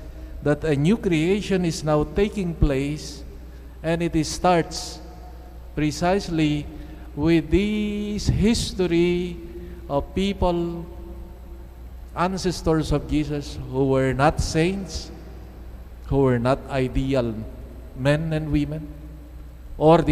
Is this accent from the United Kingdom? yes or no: no; Philippines; the beautiful culture that we have and traditions that we have as Filipino Christians